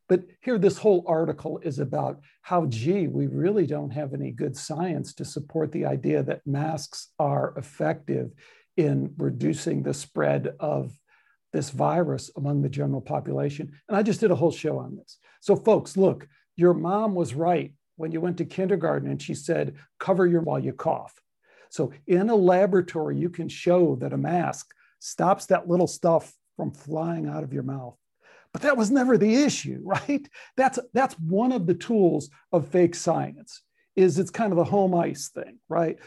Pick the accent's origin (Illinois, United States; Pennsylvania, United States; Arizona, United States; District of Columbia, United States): Illinois, United States; Chicago; I have the Chicago, you know, don't screw with me, don't tell me I'm from Chicago kind of thing